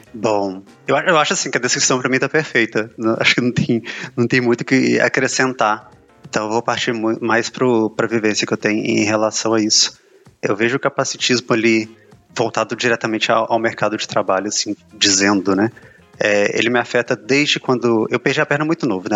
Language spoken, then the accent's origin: Portuguese; Belo Horizonte, Minas Gerais, Brazil; tenho 32 anos, sou de Belo Horizonte